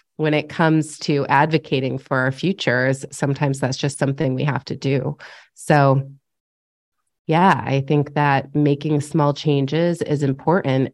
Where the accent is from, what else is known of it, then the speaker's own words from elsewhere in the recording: upstate New York, United States; moved away as an adult; also born or lived in Los Angeles; just moved back to my hometown in upstate New York